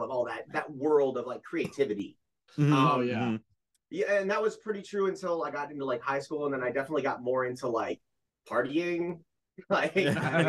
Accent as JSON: {"language": "English", "region": "Ohio", "country": "United States", "said": "I'm originally from Ohio"}